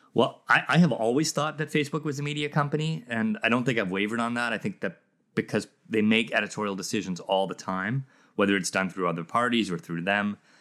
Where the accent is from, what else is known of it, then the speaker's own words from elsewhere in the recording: South Africa; I grew up in South Africa